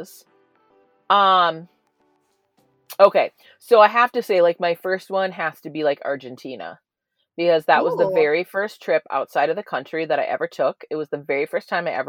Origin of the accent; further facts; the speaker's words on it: Minnesota, United States; growing up in Minnesota